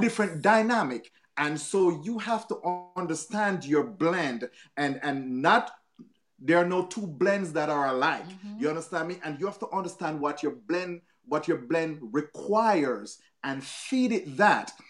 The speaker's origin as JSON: {"language": "English", "country": "Jamaica", "moved": "yes", "said": "I'm from Jamaica, as a Caribbean, I had to put down my Caribbean culture real quick."}